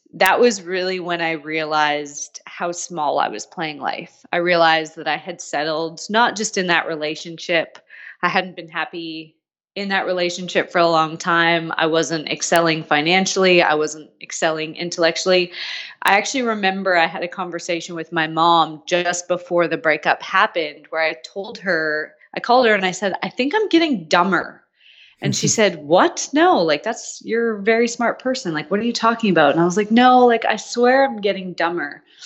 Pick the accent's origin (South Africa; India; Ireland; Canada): Canada; moved away as an adult; also born or lived in Australia